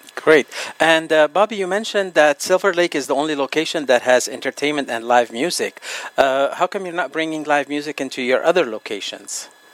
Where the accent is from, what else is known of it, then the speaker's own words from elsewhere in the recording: Lebanon; moved away; my homeland, Lebanon